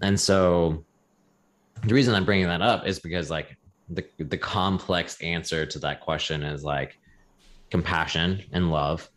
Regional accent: the South, United States; growing up in the South

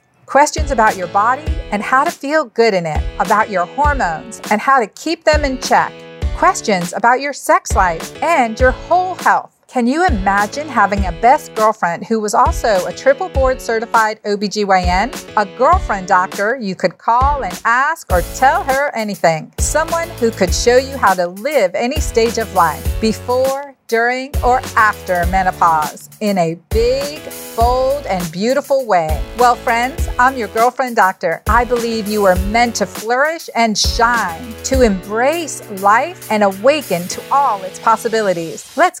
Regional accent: Pennsylvania, United States; I'm from Pennsylvania.

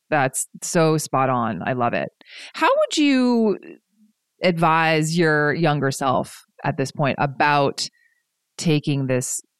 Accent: East Coast, United States; now in Pacific Northwest, United States; especially growing up on the East Coast and in the South, and then coming to the Pacific Northwest where the communication style is a lot less blunt.

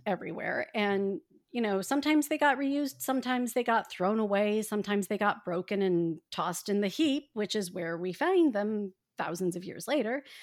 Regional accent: Indiana, United States; I grew up in Indiana

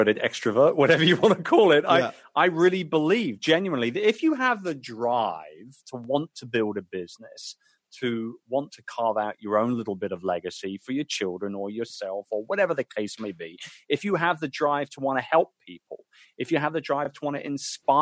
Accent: London, United Kingdom; my hometown of London

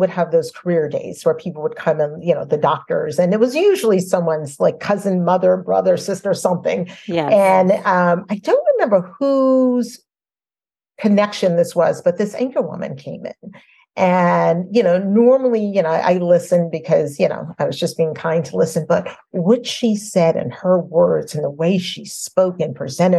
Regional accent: New Orleans, Louisiana, United States; I was a little girl and growing up in New Orleans

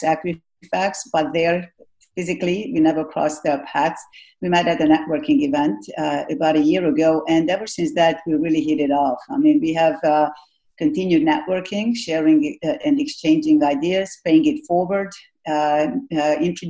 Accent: Hungary; Growing up in Hungary

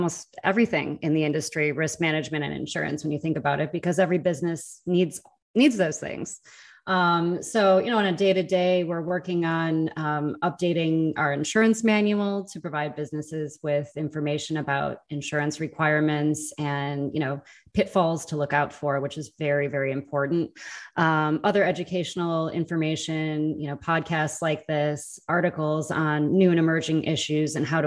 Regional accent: Wisconsin, United States; also born or lived in Chicago; now in Los Angeles, United States; I'm originally from Wisconsin, so a Midwesterner at heart. But the cold weather drove me away. So happy to be in LA now.

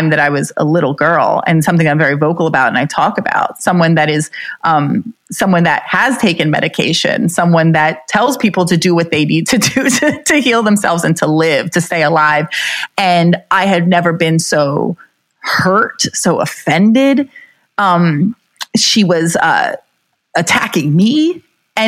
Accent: New Jersey, United States; I'm from New Jersey

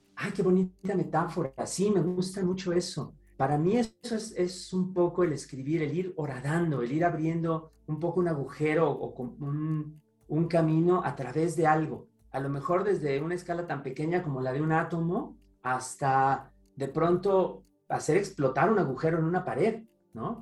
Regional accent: Toluca, State of Mexico, Mexico; moved away; En casa de mi mamá, allá en la ciudad de Toluca, de donde vengo

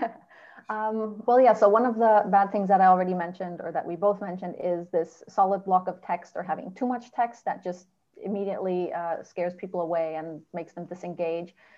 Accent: Germany; I lived my whole life growing up in Germany.

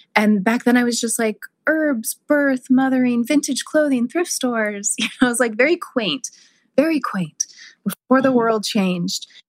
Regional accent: South Lake Tahoe, California, United States; my hometown of South Lake Tahoe

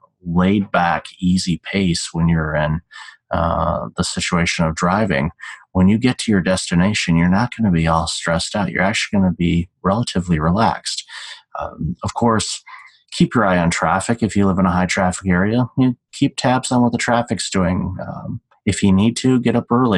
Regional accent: Detroit, Michigan, United States; moved away; also born or lived in Chicago; Growing up in Detroit, Motown runs through my veins

